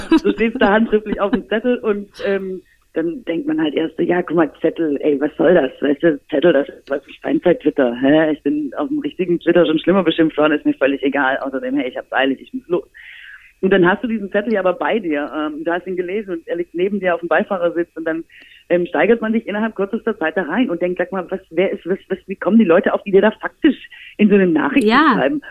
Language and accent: German; Swabia, Germany